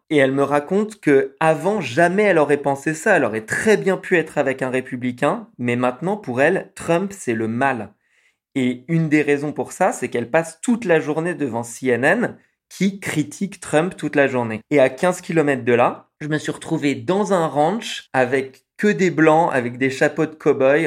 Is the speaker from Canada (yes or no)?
no; France; accent: French; j'ai un accent français quand même assez fort.